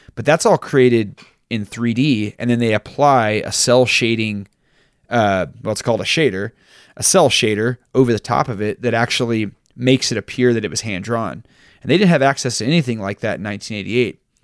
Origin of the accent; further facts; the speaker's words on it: Texas, United States; a young Mormon boy growing up in Texas